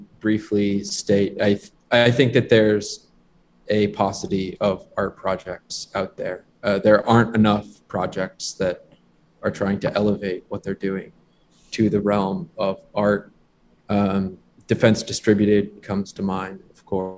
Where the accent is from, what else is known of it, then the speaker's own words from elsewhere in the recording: Fairfield County, Connecticut, United States; I'm from Connecticut, Fairfield County